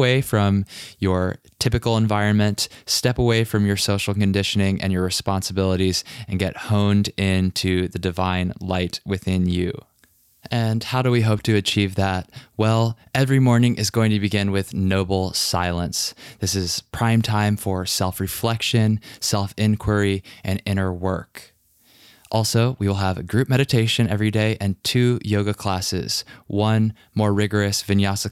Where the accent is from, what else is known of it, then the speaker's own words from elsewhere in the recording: Richmond, Virginia, United States; moved away; my hometown of Richmond, Virginia